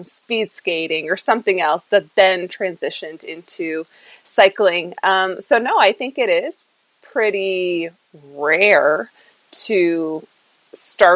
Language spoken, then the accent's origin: English; New Brunswick, Canada; also born or lived in Ontario / Arizona; I was born in Ontario and raised in New Brunswick, so East Coast Canada.